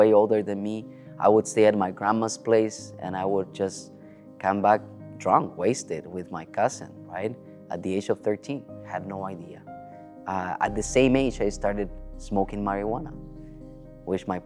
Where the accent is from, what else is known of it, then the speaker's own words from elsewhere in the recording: Chile; I was born in South America, in Chile, to be more specific